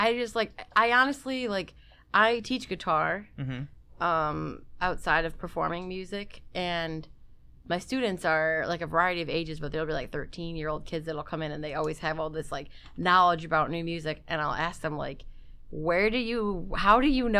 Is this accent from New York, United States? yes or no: no; Harper Woods, Michigan, United States; born or raised there